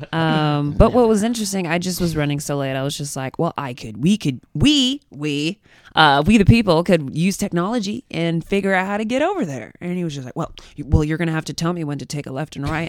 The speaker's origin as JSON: {"language": "English", "town": "Dallas", "region": "Texas", "country": "United States", "moved": "yes", "lives_now": "New York City, United States", "said": "I'm from Dallas"}